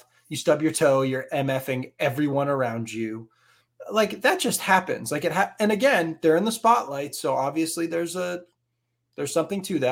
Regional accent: Northeast, United States; geographically we're from the Northeast

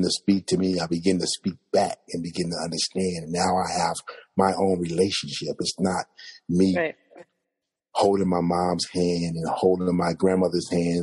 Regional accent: Compton, California, United States; I was born in Compton, California.

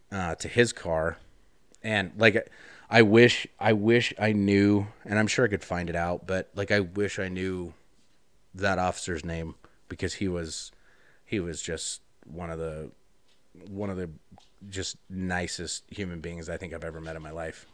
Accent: Wyoming, United States; I grew up in Wyoming, so Like, we had guns, I had guns as a kid

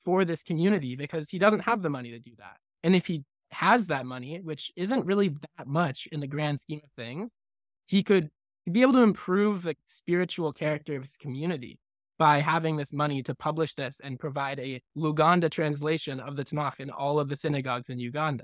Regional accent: California, United States; moved away as an adult; now in United Kingdom; I grew up in California

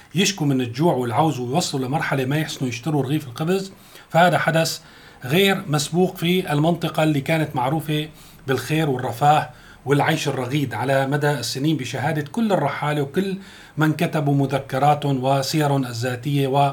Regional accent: Syria; عندنا في سوريا

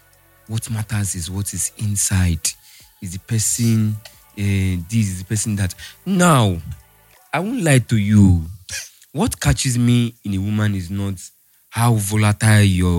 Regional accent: Delta, Nigeria; I'm not Igbo. I'm from Delta

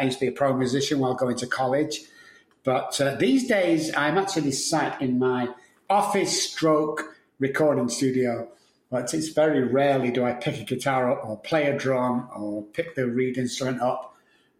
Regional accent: Manchester, North West England, United Kingdom; moved away as an adult; now in San Antonio, United States; I'm from Manchester, United Kingdom, and I've been in Texas for around 15, 16 years.

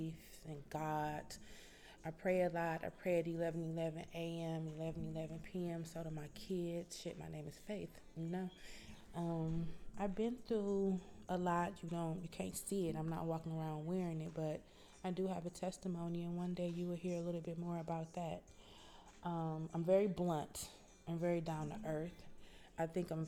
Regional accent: Detroit, Michigan, United States; now in Atlanta, United States; I am from Detroit, Michigan

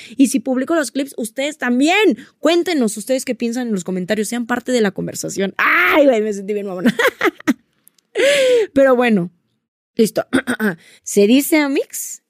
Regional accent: Mexico; nos pasa mucho como mexicanos

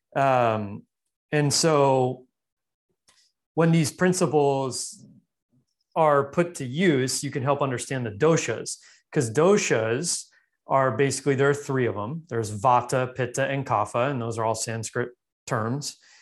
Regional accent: Los Angeles, California, United States; I grew up in Los Angeles

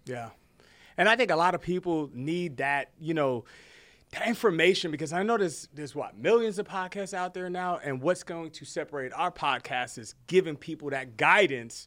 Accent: New Jersey, United States; moved away as an adult; now in Texas, United States; born and raised in Jersey, uh, moved to Texas, military

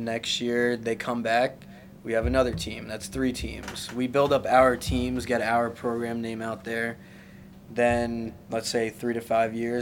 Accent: New York City, New York, United States; now in Westchester County, United States; I'm originally from Forest Hills, and now I move up here

